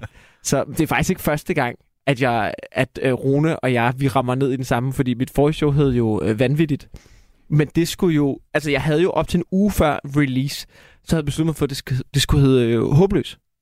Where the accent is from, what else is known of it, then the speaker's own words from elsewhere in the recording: Denmark; vi er danskere